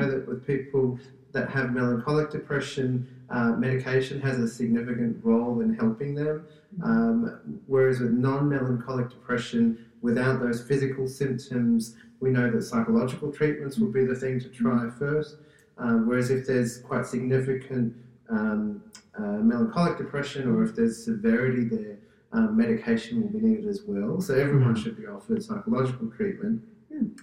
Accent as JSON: {"language": "English", "country": "Australia", "said": "I'm Australian"}